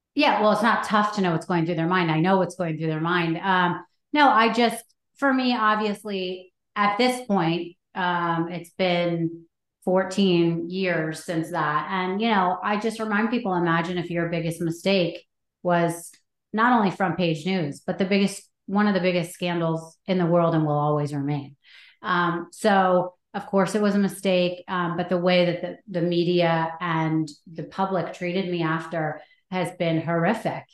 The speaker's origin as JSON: {"language": "English", "town": "Anchorage", "region": "Alaska", "country": "United States", "tie": "born or raised there", "said": "I was born in Anchorage because my parents went to Anchorage on a date"}